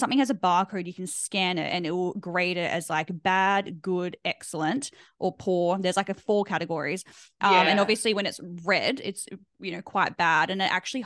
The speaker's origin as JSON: {"language": "English", "country": "Australia", "said": "we're very Australian"}